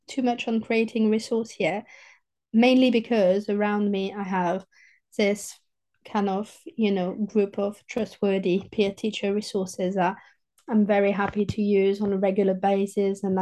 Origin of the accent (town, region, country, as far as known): southern France, France; accent: southern French; English is a second language; moved away